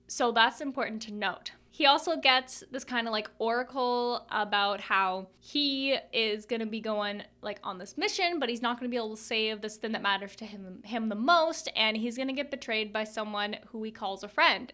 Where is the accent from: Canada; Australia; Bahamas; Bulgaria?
Canada; I'm Canadian